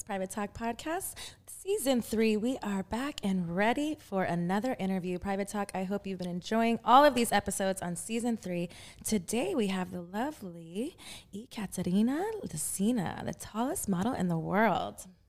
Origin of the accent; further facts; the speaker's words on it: Texas, United States; moved away as an adult; now in Los Angeles, United States; I'm from Texas